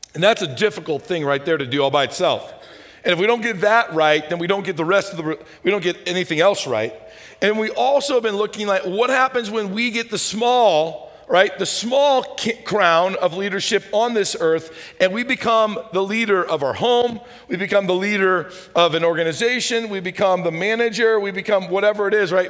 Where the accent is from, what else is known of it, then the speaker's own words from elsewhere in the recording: St. Louis, Missouri, United States; now in Nebraska, United States; I'm from St. Louis